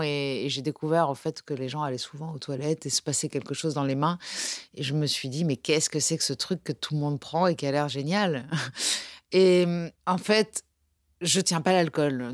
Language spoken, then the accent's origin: French; Nice, Provence-Alpes-Côte d'Azur, France; on est niçois